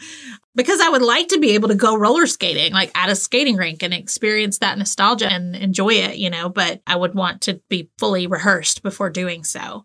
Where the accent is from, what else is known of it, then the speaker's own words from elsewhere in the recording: the South, United States; I grew up in the South